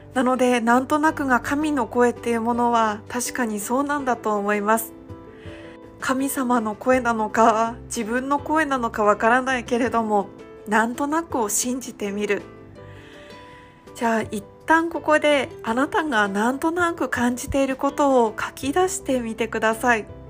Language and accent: Japanese; Iwate, Japan; now in Kohama Island, Okinawa, Japan; 私が地元の岩手県からはるか何千キロも離れたこの沖縄県の離島小浜島に来る